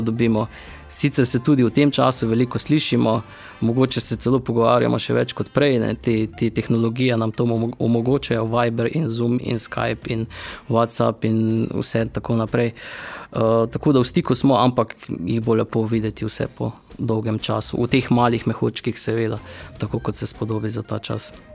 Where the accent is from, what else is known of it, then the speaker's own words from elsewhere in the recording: Styria, near Velenje, Savinja, Slovenia; also born or lived in Ljubljana / Celje; Jaz sem čisto krvni Slovenčan, mhm. torej Štajerska. Mari Borčani bi rekli, da nismo pravi Štajerci, ampak mi pravimo, da smo Štajerci. Blizu, v bistvu smo blizu Veljenja.